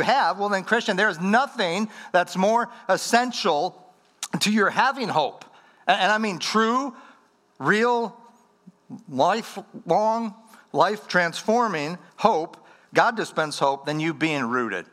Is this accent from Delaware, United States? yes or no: no; Wisconsin, United States; moved away; I'm from Wisconsin, up in the upper Midwest.